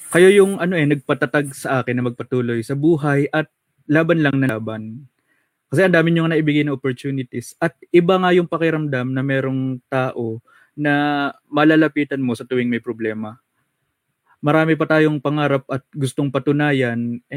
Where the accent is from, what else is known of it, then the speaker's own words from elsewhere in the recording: Philippines; yung ating identity and our own culture as a Pilipino